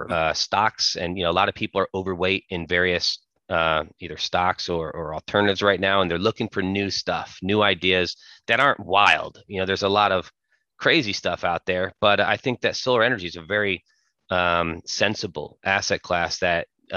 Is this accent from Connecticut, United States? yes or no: yes; Connecticut, United States; I'm from Connecticut and born and raised